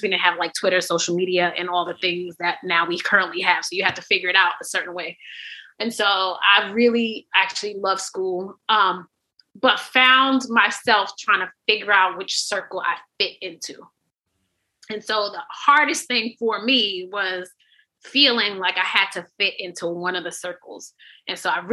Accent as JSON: {"language": "English", "town": "New York City", "region": "New York", "country": "United States", "tie": "born or raised there", "said": "I grew up on Carlton and Atlantic and in Two Tones Projects over there"}